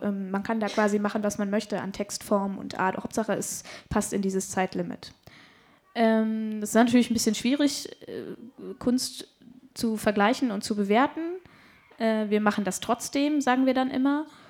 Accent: Hanover, Lower Saxony, Germany; bei uns in Hannover

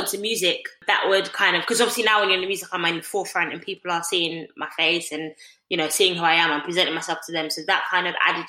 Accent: London, United Kingdom; I'm East Londoner. I grew up in the East and with my family

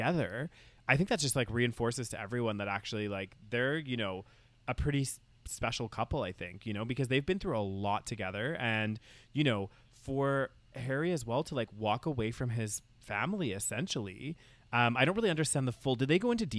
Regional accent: United Kingdom; I'm British, I like, I'm from the UK.

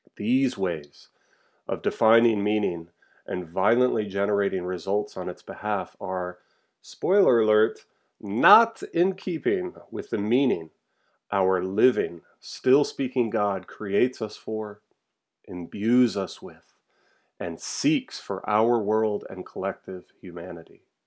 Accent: Charlottesville, Virginia, United States; moved away; my hometown of Charlottesville, Virginia

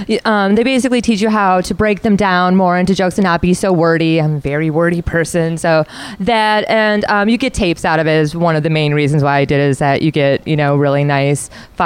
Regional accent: Milwaukee, Wisconsin, United States; moved away as an adult; also born or lived in Los Angeles / Florida; now in New York City, United States; I ended up spending most of it in Florida. I'm from Wisconsin, so I moved out of Wisconsin for very specific reasons.

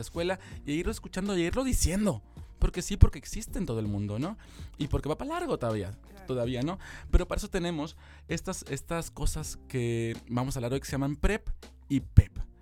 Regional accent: Mexico; como mexicanos

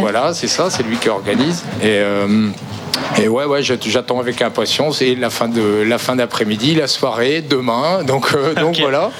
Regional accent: Morlaix, Brittany, France; now in Quimperlé, France; je suis originaire de Morlaix à la base

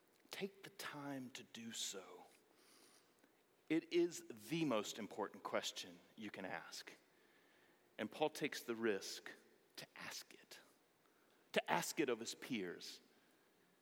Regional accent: Greenville, North Carolina, United States; we moved to my hometown of Greenville, North Carolina

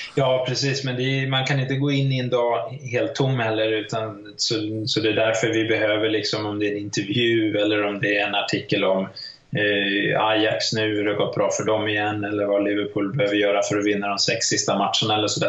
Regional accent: Sweden; jag är svensk

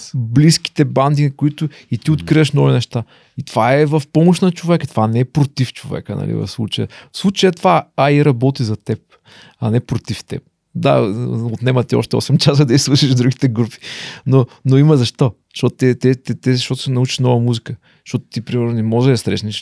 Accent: Ruse, Ruse Province, Bulgaria; съм от Русе

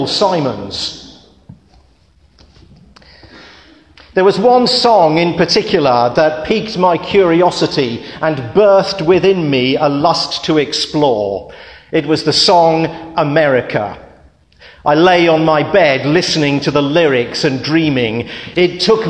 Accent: United Kingdom; When I was a child growing up outside London

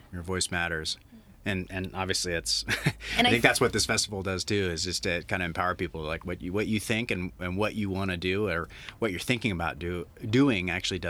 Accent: Idaho, United States; moved away; that's my home state

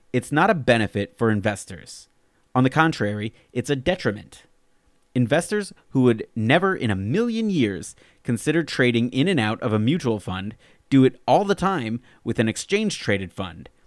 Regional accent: Alabama, United States; now in Fairfield County, Connecticut, United States; I'm originally from Alabama, but now live out in the wilds of Fairfield County, Connecticut.

